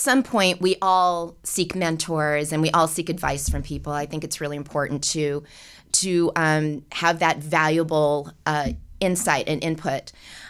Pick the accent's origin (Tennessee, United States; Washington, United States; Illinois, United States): Washington, United States; Seattle; also born or lived in Los Angeles; And so I grew up in Seattle. I went back to Seattle after college. I am an LA native. There's very few of us.